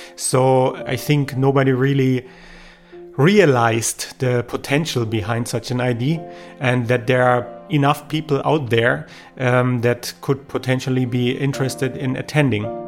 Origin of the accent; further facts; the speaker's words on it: Germany; I'm a producer from Germany